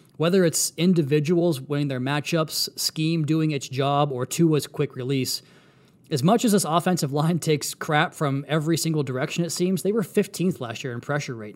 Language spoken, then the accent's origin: English; Pacific Northwest, Washington, United States; moved away; I grew up in the Pacific Northwest